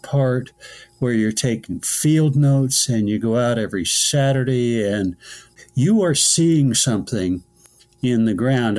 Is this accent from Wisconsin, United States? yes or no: no; the Bay Area, California, United States; moved away as an adult; now in New York City, United States; I grew up in the Bay Area